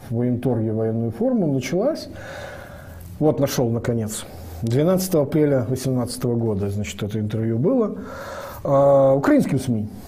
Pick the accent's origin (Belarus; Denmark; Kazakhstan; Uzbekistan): Belarus; Я же, как все белорусы, нахожусь под двойной оккупацией